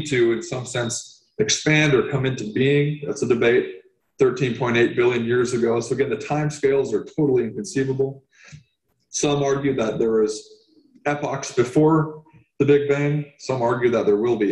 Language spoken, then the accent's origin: English; Santa Rosa, California, United States; also born or lived in Occidental, California; I was raised in Santa Rosa, California, and grew up in the Redwoods of Occidental in the West County near the ocean